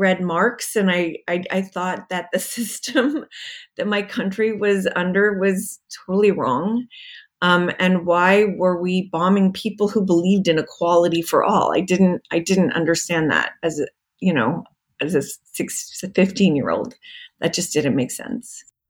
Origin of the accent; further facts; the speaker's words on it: Las Vegas, Nevada, United States; I think a little bit of that came from growing up in Las Vegas, or at least spending my teenage years there, because you didn't see a lot of grownups.